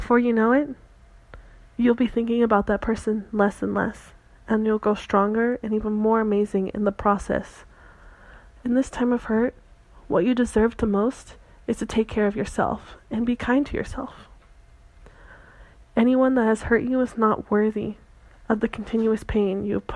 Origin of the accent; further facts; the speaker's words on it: Santa Cruz, California, United States; moved away; my hometown of Santa Cruz